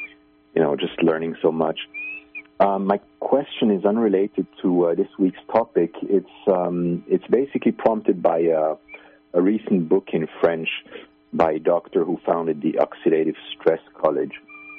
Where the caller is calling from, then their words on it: Finland; I'm calling from Finland.